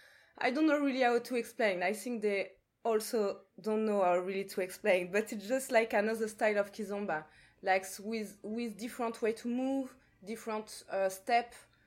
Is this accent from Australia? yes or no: no; Martinique